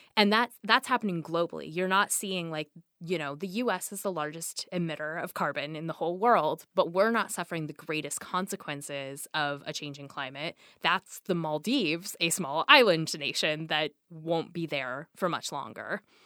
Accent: the Northwest, Pacific Northwest, United States; I grew up in the Northwest, a place that's very rainy

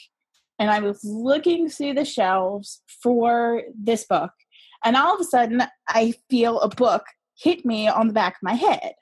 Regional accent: Tennessee, United States; I was born in the Deep South. I was actually born in Tennessee.

